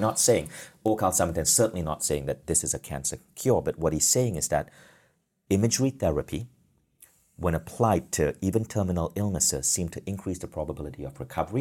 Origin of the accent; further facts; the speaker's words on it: Malaysia; I grew up in Malaysia, a developing country